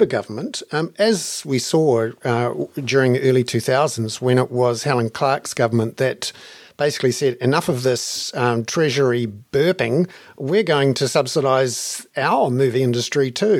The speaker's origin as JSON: {"language": "English", "country": "New Zealand", "tie": "born or raised there", "said": "as a 18, 19, 20-year-old growing up in New Zealand"}